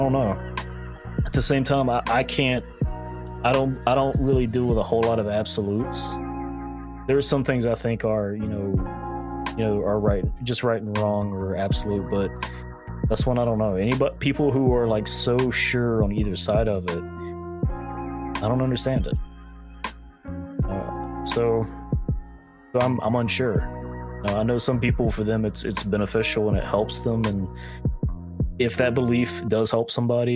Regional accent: North Carolina, United States; I'm from North Carolina, so that shouldn't be surprising to anyone that I grew up Baptist.

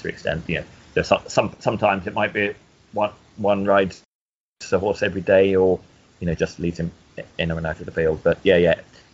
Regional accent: Lilliesleaf, Scotland, United Kingdom; also born or lived in Hawick, Scotland; now in Newmarket, United Kingdom; Well, I was born in Hoyt and grew up near Lilliesleaf, about 7 miles away, between the villages of Lilliesleaf and Denham.

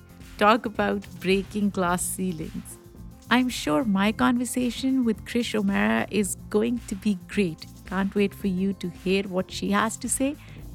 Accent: Pakistan; I grew up in Pakistan, so that's the first thing that comes to my mind.

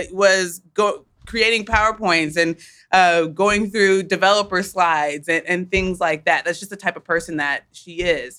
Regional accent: Wichita, Kansas, United States; moved away; we're from Wichita. Uh, our parents migrated um, to the states from Uganda

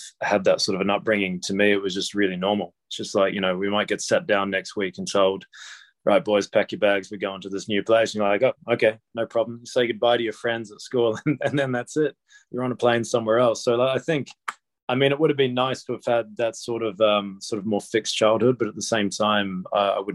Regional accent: Melbourne, Victoria, Australia; also born or lived in New Zealand; I was born in Melbourne, but I've got a Kiwi mum

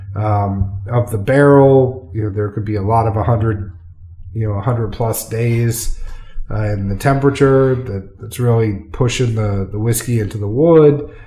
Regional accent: Massachusetts, United States; now in Tennessee, United States; I am a an ex New Englander that now lives in Tennessee. You know, you can take the guy out of New England, can't take the New England out of the guy. So we're gonna go take it back to a little where I'm from. I mean, I'm from Massachusetts

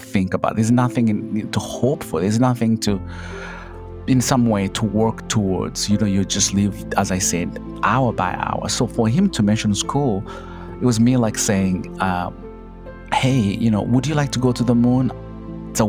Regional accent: Kabale, Western Region, Uganda; moved away; I come from Uganda, in a small little village called Kabale, you know, at the border of Uganda, Rwanda, and Congo. I grew up poor

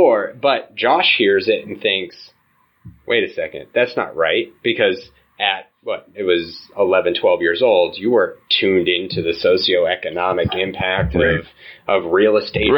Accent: Canada; Similar to, I'm French Canadian, and, you know, Rodney has different background

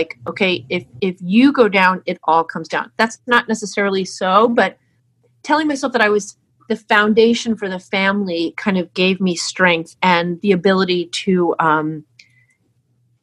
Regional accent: New Jersey, United States; I'm from New Jersey

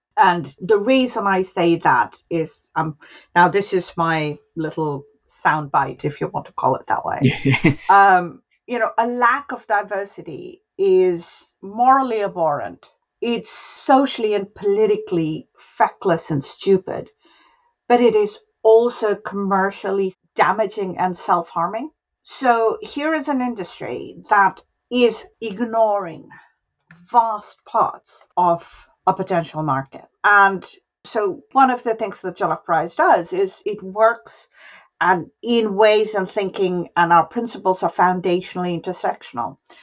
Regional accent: Varanasi, Uttar Pradesh, India; the family is from my hometown, from Varanasi

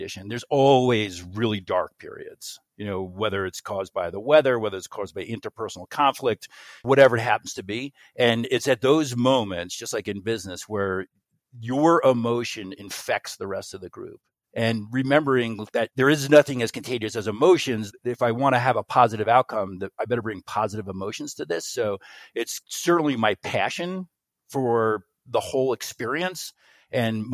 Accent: United States; I grew up right outside of New York City.

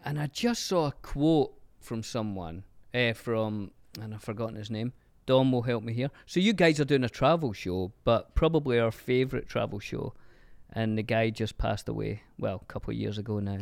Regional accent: Glasgow, Scotland, United Kingdom; now in Los Angeles, United States; growing up in Glasgow

